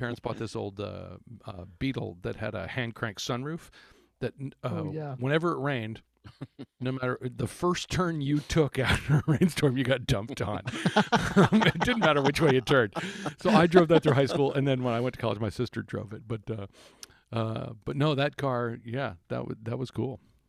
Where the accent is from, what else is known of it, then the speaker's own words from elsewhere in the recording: Indiana, United States; But you see, I wanted to go home. I'm my home state of right now, of Indiana.